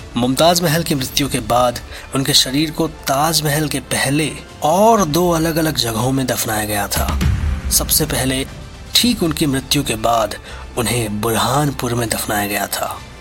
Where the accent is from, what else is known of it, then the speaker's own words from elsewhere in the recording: India; as Indians